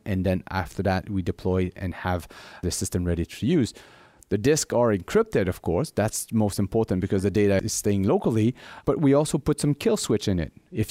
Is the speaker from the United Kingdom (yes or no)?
no; Montreal, Quebec, Canada; which is implemented right now in my hometown in Montreal